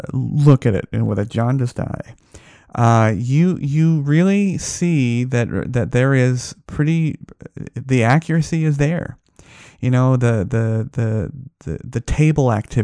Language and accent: English; Las Vegas, Nevada, United States; born or raised there